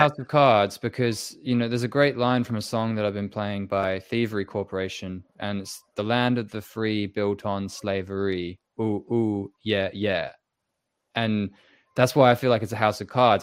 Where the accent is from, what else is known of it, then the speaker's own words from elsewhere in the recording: England, United Kingdom; I was born in England